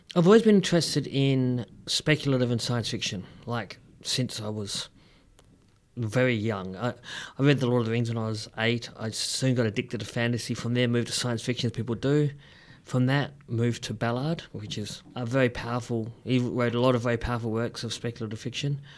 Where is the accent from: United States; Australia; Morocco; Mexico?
Australia; Perth, Western Australia; moved away as an adult; also born or lived in Melbourne; I grew up in Perth, which is, well, as you know